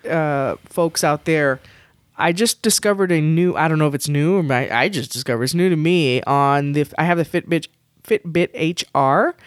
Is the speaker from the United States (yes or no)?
yes; Texas, United States; I'm from Texas